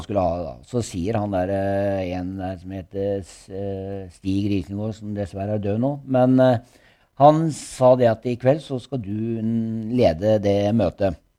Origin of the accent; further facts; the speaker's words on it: Norway; also born or lived in Gulset, Skien; Jeg vokste opp på bakken. Ja? Jeg har bodd på bakken, og der bodde jeg til jeg var eh, rundt elleve år